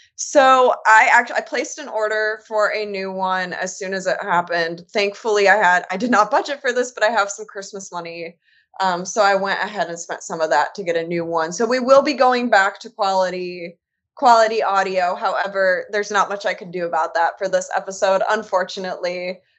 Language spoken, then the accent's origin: English; Michigan, United States; also born or lived in North Carolina; now in Indiana, United States; I'm originally from Michigan